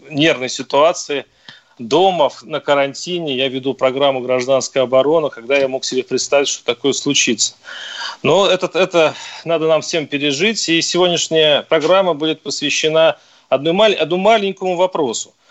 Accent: Tver, Tver Oblast, Russia; я говорю, нет, я не из Москвы, я из Твери.

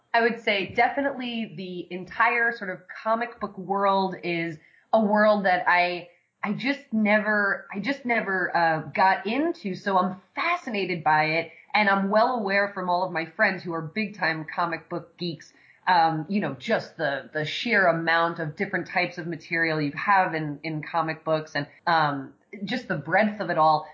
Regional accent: New York City, New York, United States; moved away as an adult; now in Los Angeles, United States; I'm originally from New York, uh, born and raised in Staten Island

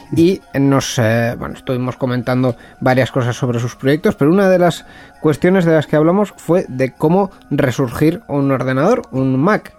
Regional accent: Bilbao, Basque Country, Spain; al final somos de Bilbao

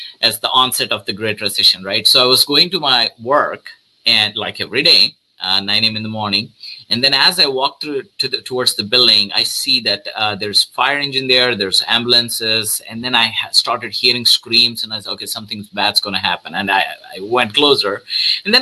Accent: South India, India; moved away as an adult; now in United States; I'm originally from India, South India.

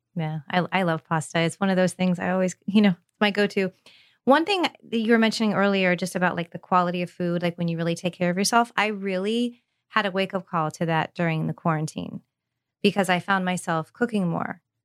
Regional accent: California, United States; now in Tampa, United States; grew up in California, so I was very spoiled

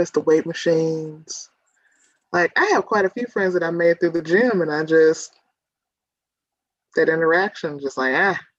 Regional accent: Dallas, Texas, United States; I'm from Dallas, born and raised.

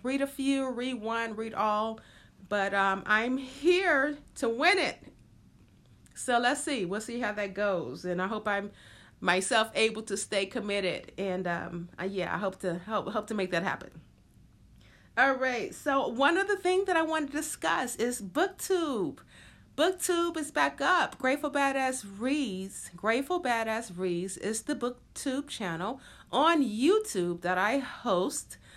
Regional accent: the South, United States; growing up in the South and just, um, just everything about a ch, being a child in the South

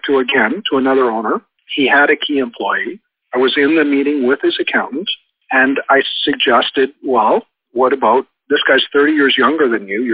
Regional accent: Canada; I'm from Canada

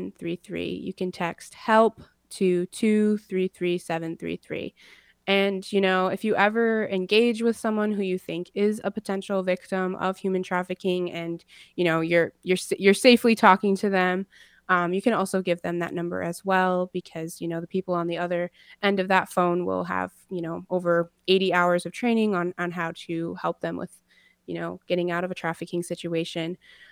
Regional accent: Rosebud, South Dakota, United States; also born or lived in Minnesota; I come from the Sichangu Lakota people from Rosebud, South Dakota, as well as the White Earth people from northern Minnesota.

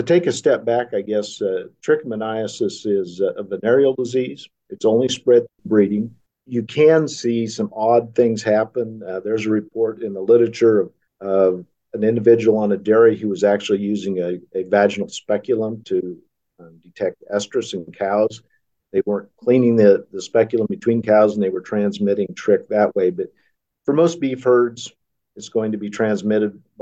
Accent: Arnold, Nebraska, United States; also born or lived in Kansas; I grew up in Arnold, Nebraska

